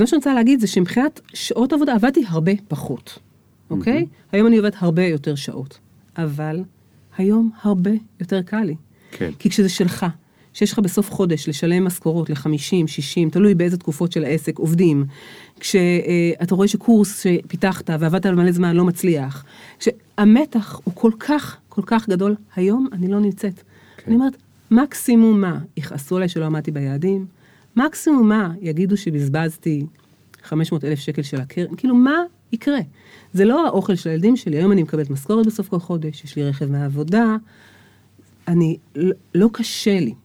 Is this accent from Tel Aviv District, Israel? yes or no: no; Beersheba, Southern District, Israel; על הילדות שלי באר שבע, על שנות ה-70